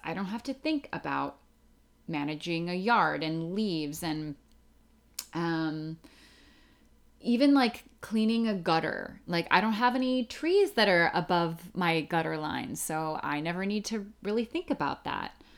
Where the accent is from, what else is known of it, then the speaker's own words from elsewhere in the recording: outside of Philadelphia, Pennsylvania, United States; moved away as an adult; also born or lived in New York City; I grew up outside of Philadelphia in Pennsylvania